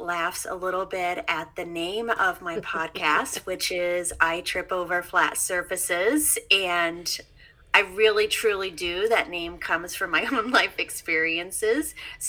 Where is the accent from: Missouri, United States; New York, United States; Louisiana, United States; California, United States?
Missouri, United States; moved away as an adult; now in East Coast, United States; Yes, I am from Missouri.